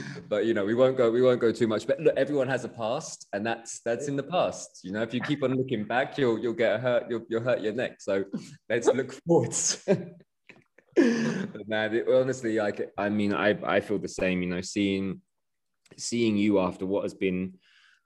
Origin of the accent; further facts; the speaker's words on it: United Kingdom; being British